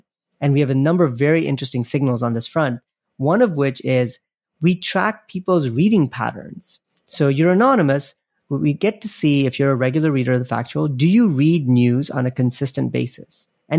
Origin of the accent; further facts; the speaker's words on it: Nigeria; I grew up in Nigeria, of all places, and my dad, we would get a couple of newspapers delivered to our house every day.